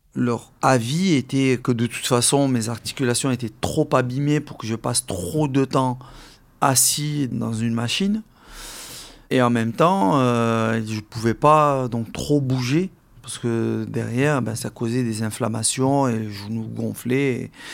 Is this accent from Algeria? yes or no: yes; Algeria; now in France; La moitié de mes camarades de classe euh, avec qui j'ai grandi en Algérie